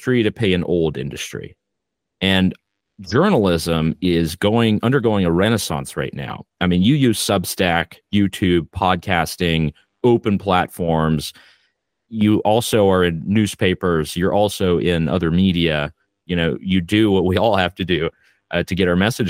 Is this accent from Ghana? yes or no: no; Canada; I am Canadian